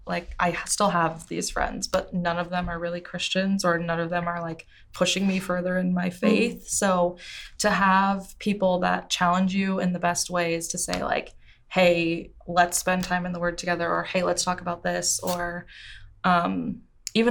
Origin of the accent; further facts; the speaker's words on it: California, United States; I came from California and I don't think that I really had any, what is that word?